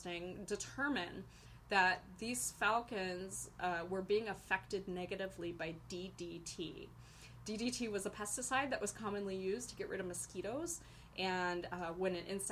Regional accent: Ohio, United States; now in Boise, United States; I grew up in Ohio

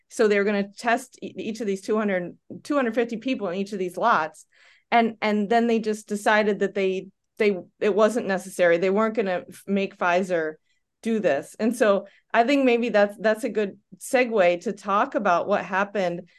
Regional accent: United States; moved away as an adult; also born or lived in Denmark; i'm from the us as well

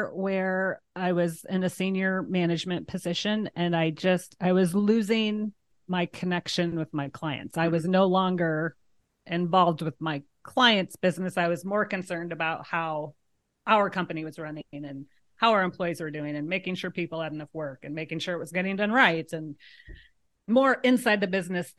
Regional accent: Tecumseh, Nebraska, United States; born there; I was born in Tecumseh. So we, always went as a child.

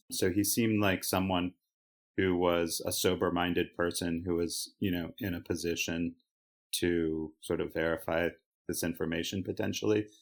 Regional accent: Baltimore, Maryland, United States; moved away; growing up in Baltimore and, you know, spending at least the first half of my life in a very well-constructed Oriole bubble

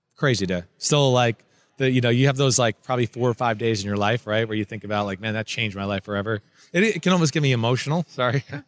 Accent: New Jersey, United States; I grew up in New Jersey, where we're full of jerks and, you know, up yours and shut the F up.

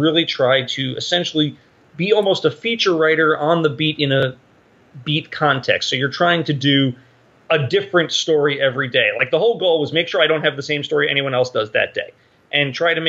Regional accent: Rye Brook, New York, United States; I grew up in Rybrook, New York

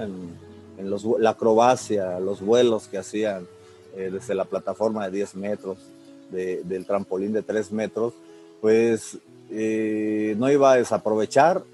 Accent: Calnali, Hidalgo, Mexico; moved away; soy originario del estado de Hidalgo y bueno, una característica también de, trascender eh, es de que soy de un, pueblito del estado de Hidalgo. El nombre pues no es conocido, se llama Calnali Hidalgo.

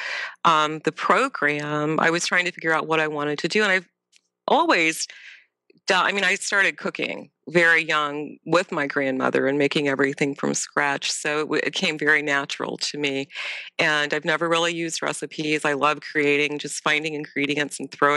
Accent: Ohio, United States; also born or lived in Tennessee; I was born in Ohio

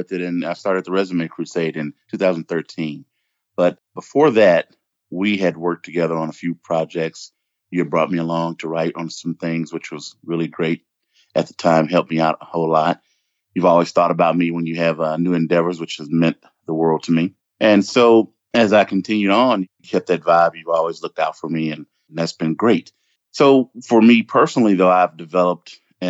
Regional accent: Memphis, Tennessee, United States; moved away as an adult; also born or lived in Davenport, Iowa / Columbus, Ohio; I'm born and raised in Memphis, Tennessee

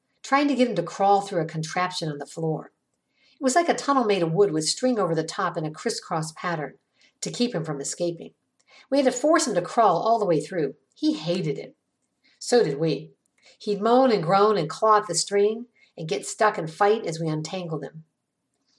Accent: Ravenna, Ohio, United States; The Johns family moved to my hometown, Ravenna, back in 1969 when I was in eighth grade

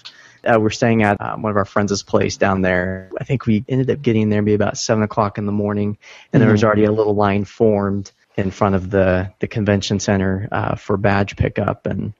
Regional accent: Sacramento, California, United States; And I'm from the Sacramento area, so there's a lot of the smaller cons here.

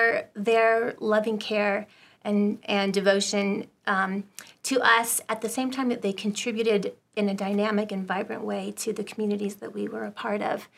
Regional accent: Southern California, United States; I was raised in Southern California

